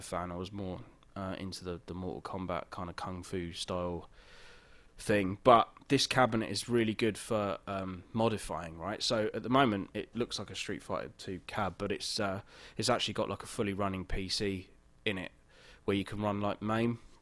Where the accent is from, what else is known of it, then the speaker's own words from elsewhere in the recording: England, United Kingdom; now in Los Angeles, United States; I'm I'm English